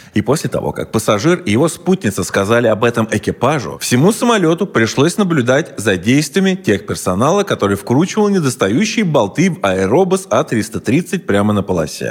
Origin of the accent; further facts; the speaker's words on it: Russia; я же сам русский